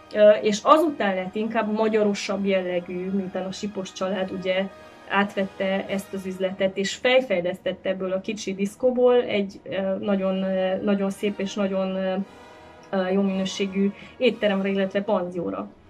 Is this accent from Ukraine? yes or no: no; Cluj-Napoca, Cluj County, Romania; mint kolozsvári magánember, azt tudom mondani, hogy családunknak nagyon sok eseménye, itt az agapiban zajlott